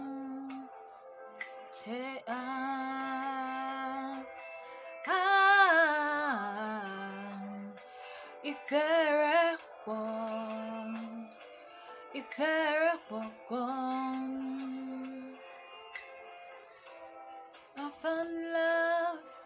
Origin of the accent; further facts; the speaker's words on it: Nigeria; I am a Nigerian